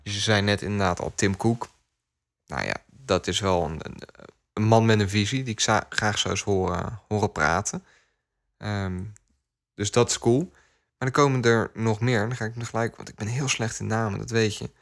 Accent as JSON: {"language": "Dutch", "country": "Netherlands", "said": "ik word ook wel trots als Nederlander."}